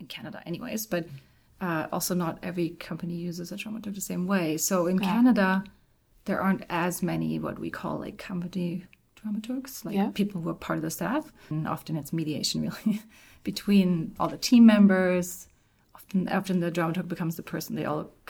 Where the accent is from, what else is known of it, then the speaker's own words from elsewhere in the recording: Germany; moved away; I'm from Germany